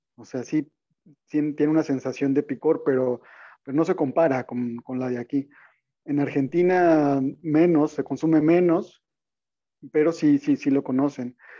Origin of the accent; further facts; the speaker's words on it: Mexico; uno como mexicano